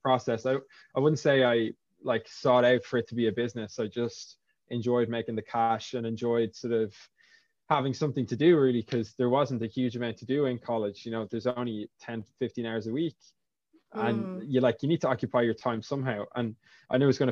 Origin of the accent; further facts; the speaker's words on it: Lusk, Leinster, Ireland; I'm from Lusk originally. So UCD was years and years away from where I grew up